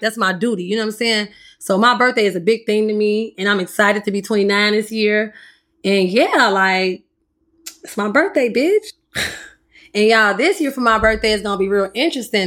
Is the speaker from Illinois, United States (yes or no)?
yes; Chicago, Illinois, United States; I'm from the South Side of Chicago